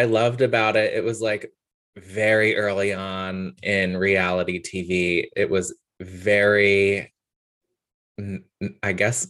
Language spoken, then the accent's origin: English; New Jersey, United States; also born or lived in Washington, District of Columbia, United States; now in Los Angeles, United States; But we're both from Jersey.